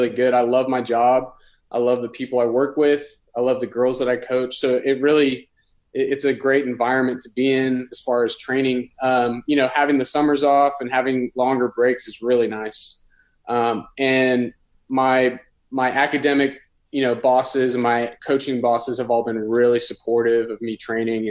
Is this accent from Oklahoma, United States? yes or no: no; Los Angeles, California, United States; moved away as an adult; also born or lived in Texas; now in Dallas, United States; I'm originally from Los Angeles and then moved to Texas for university